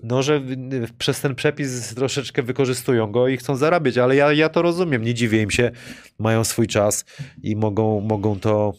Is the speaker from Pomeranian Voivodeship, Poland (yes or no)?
no; Wrocław, Lower Silesian Voivodeship, Poland; jako tutaj rodowity wrocławianie